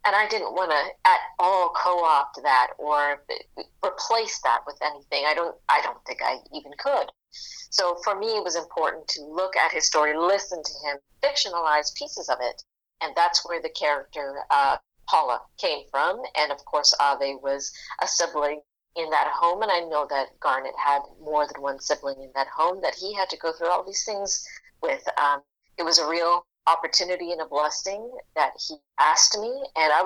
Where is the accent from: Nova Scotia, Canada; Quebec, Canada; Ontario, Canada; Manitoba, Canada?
Ontario, Canada; Toronto; I grew up in Rexdale, which is not Jane and Finch